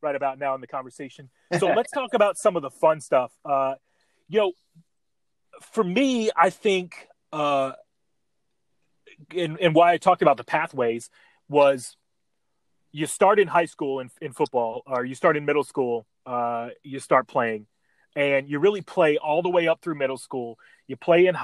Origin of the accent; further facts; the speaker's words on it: Midwest, United States; growing up in the Midwest